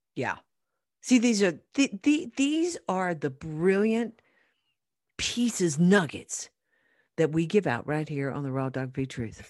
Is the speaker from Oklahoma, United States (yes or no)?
yes; Oklahoma, United States; now in Colorado, United States; I'm from Oklahoma